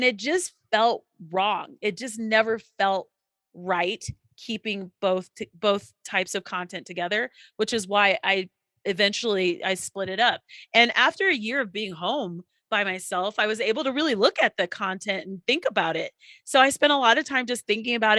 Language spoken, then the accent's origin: English; Colorado, United States; I'm from Colorado.